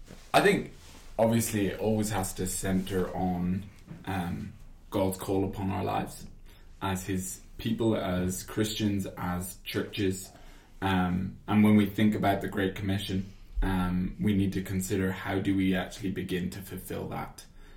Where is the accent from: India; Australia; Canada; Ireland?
Ireland; I do admit it. I do admit I don't sound Irish. I though, you know, obviously say I am definitely Irish. I'm passionate about being Irish.